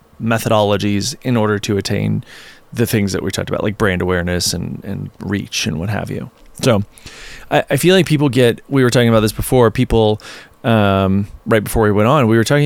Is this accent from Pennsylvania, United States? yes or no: no; southeastern Virginia, United States; also born or lived in New York City; now in Colorado, United States; I'm from Virginia, southeastern Virginia.